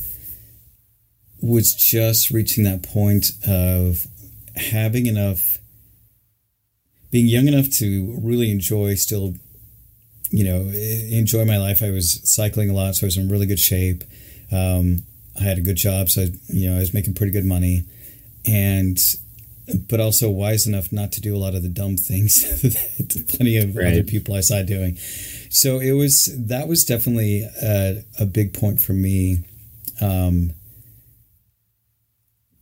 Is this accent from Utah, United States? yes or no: yes; Salt Lake City, Utah, United States; I grew up in Salt Lake